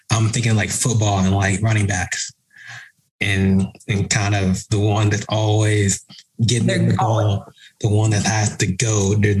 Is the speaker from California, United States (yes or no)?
no; Dallas, Texas, United States; I'm from Dallas and I know like there's a lot of, you know, athletes in Dallas